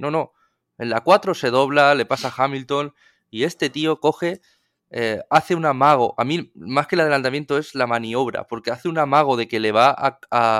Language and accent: Spanish; Spain; somos aficionados españoles